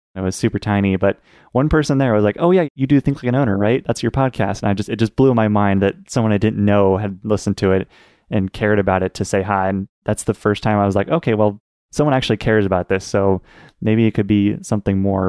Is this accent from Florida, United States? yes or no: no; Portland, Oregon, United States; also born or lived in Pittsburgh, Pennsylvania; I was born and raised in Portland, Oregon.